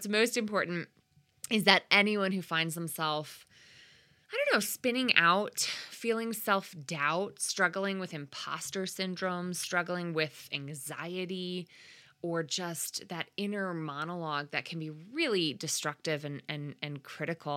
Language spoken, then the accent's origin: English; Connecticut, United States; my home state of Connecticut